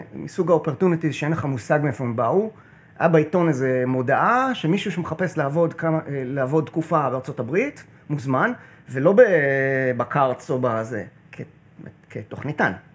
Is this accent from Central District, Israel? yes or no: no; Kiryat Bialik, Haifa District, Israel; also born or lived in New Jersey, United States / Connecticut, United States; אני קריית, אה, קריית ביאליק